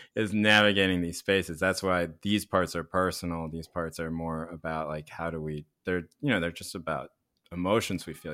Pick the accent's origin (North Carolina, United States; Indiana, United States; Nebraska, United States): North Carolina, United States; Chapel Hill; Where I grew up in North Carolina